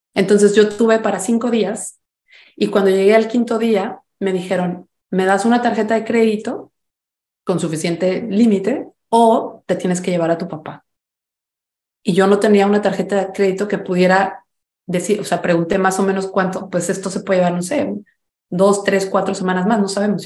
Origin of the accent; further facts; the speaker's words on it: Mexico; now in United States; ya notaron mi acento, soy mexicana, vivo en los Estados Unidos hace mucho tiempo